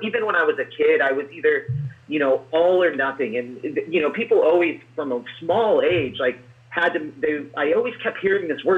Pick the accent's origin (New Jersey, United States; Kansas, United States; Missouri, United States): Missouri, United States; Springfield; also born or lived in California; am from Springfield, Missouri. I was born in California. We moved out here